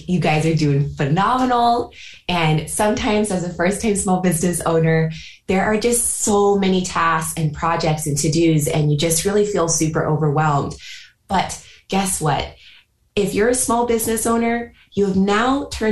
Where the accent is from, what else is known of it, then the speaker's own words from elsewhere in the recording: California, United States; moved away as an adult; also born or lived in New York; now in United Kingdom; growing up in California, creating a new life in New York, and also just creating a new life over the last 4 years from scratch in the UK